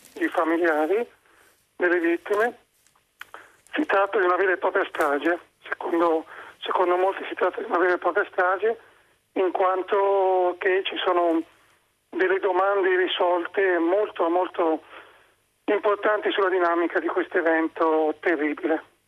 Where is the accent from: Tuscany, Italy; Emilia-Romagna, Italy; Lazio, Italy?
Tuscany, Italy; Livorno; now in Udine, Italy; chiamo da Udine, però in effetti sono di Livorno